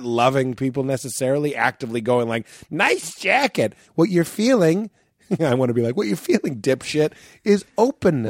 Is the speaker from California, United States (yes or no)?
no; Boston, Massachusetts, United States; growing up in Boston